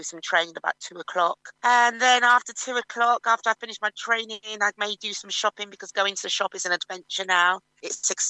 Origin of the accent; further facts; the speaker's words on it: London, United Kingdom; I grew up in Finchley Park